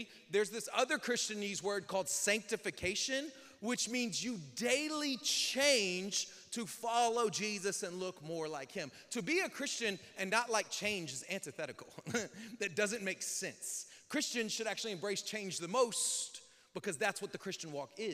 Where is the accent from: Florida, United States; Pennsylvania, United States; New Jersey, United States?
Florida, United States; Northwest; also born or lived in Lake Charles, Louisiana; I was born in Louisiana, and at age like 2, my family moved to Northwest Florida. And then from the age of like 2.5, 3, till I was 18, we moved 6 more times in the same city